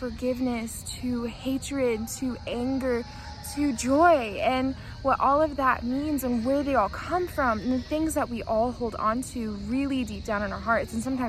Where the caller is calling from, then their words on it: Antalya, Turkey; I'm calling here from Antalya, Turkey.